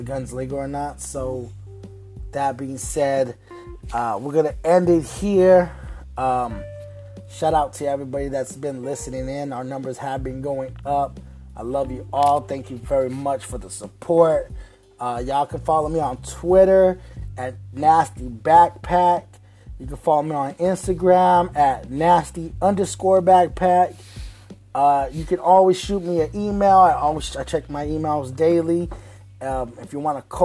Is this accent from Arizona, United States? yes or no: yes; Phoenix, Arizona, United States; I come from Phoenix